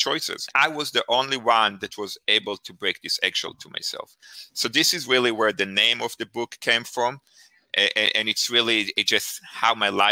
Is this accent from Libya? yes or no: no; Israel; moved away; I grew up in Israel. I grew up in a kibbutz.